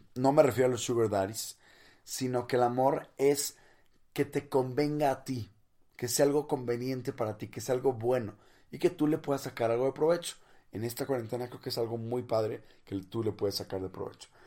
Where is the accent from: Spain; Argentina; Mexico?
Mexico; Monterrey, Nuevo León; no soy chilango, soy de Monterrey, del norte de México